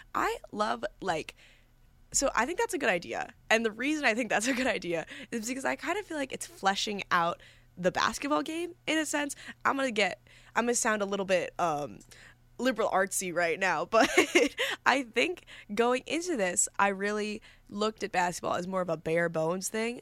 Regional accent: New York, United States; moved away as an adult; now in Villanova, United States; I'm from New York

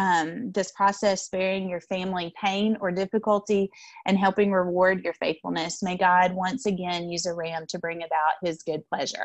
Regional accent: the South, United States; we would say Ram because from the South.

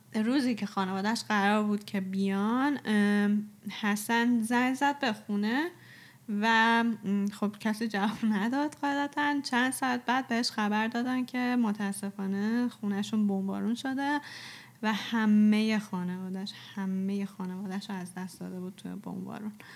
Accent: Iran; ما ایرانیم

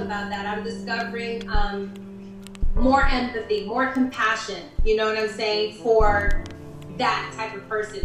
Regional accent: New York, United States; moved away as an adult; also born or lived in Berlin, Germany; now in Los Angeles, United States; I'm from the East Coast.

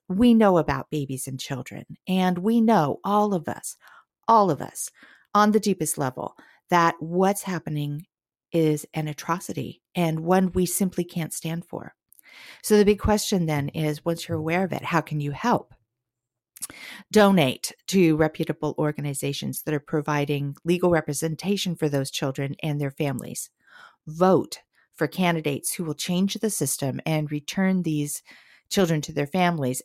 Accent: Southern California, United States; now in Portland, United States; I grew up in a little beach community in Southern California

